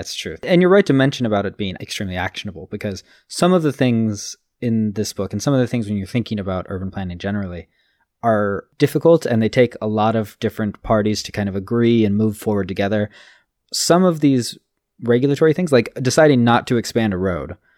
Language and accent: English; Los Angeles, California, United States; I'm from Los Angeles